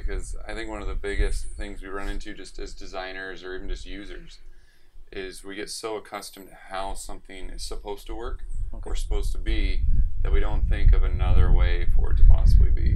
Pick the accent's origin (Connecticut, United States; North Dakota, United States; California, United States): California, United States; San Jose; moved away as an adult; also born or lived in Utah; I grew up in San Jose, the South Bay area of California